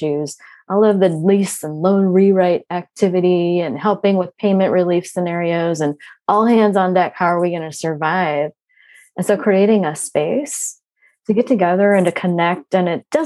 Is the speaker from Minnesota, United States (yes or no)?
yes; Minnesota, United States; I'm from Minnesota